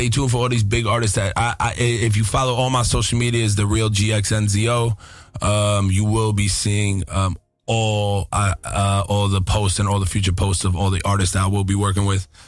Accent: Yonkers, New York, United States; also born or lived in Los Angeles; I was born in Los Angeles as well, you know, and I was mm-hmm. raised in Yonkers, New York.

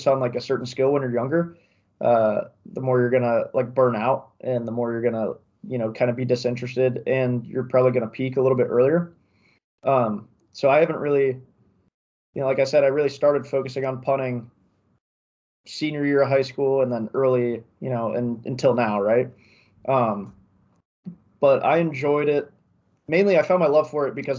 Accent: Columbus, Ohio, United States; moved away; I'm from Columbus

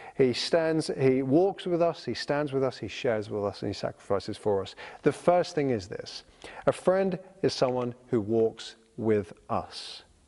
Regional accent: United Kingdom; I'm a British citizen

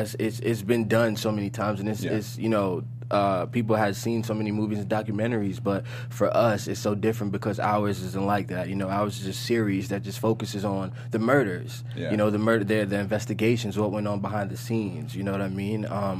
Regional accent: New York City, New York, United States; I'm from Brooklyn

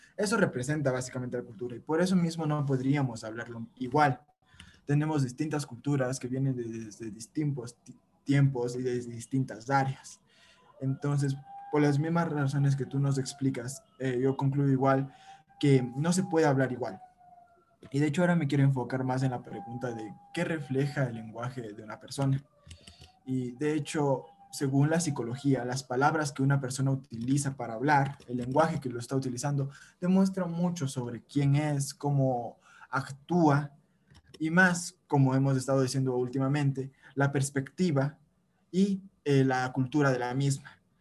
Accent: Ecuador

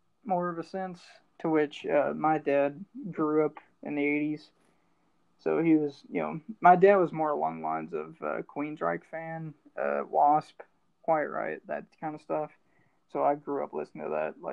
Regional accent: Kentucky, United States; moved away; I'm from Kentucky, so it's all bluegrass stuff there

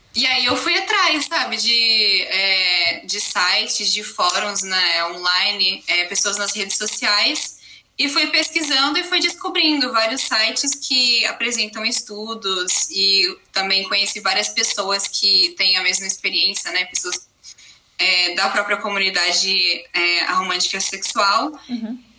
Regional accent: Brazil; also born or lived in Germany; eu venho da Alemanha, um pouquinho longe, mas eu tô morando no Brasil e sempre morei aqui minha vida inteira

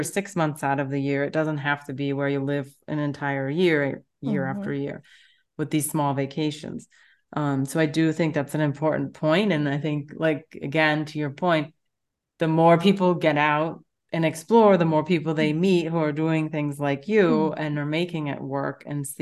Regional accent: United States; moved away as an adult; now in Europe; living in Europe and being American

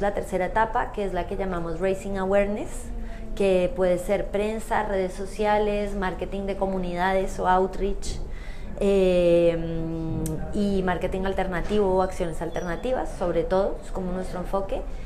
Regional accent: Colombia; moved away; yo soy de Colombia

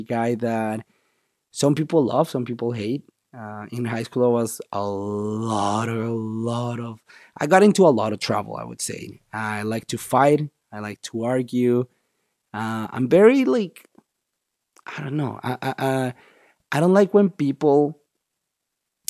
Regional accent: Bogota, Bogotá Capital District, Colombia; moved away as an adult; also born or lived in Miami; now in Canada; I'm from, of course, from Colombia, from the capital, Bogota

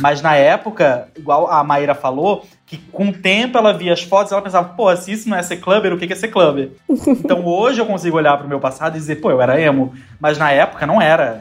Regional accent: Florianópolis, Santa Catarina, Brazil; moved away as an adult; now in Rio de Janeiro, Brazil; eu sou do sul, eu sou de Florianópolis. Eu nasci, cresci lá

